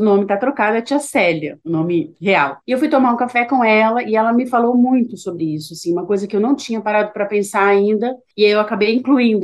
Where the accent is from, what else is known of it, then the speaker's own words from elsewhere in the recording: Petrópolis, Rio de Janeiro, Brazil; moved away; da minha cidade natal, que é Petrópolis